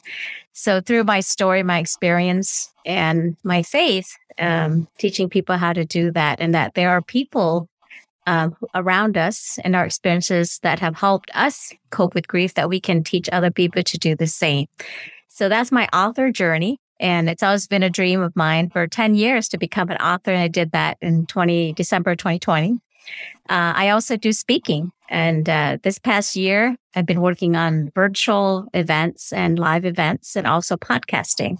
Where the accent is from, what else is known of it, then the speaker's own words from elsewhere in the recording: California, United States; also born or lived in Vietnam / Guam / New Orleans, Louisiana; growing up in California